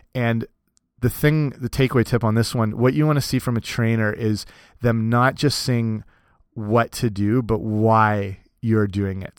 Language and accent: English; Canada; also born or lived in Cambridge, Ontario; in my hometown here in, in Canada, I work for some bigger clubs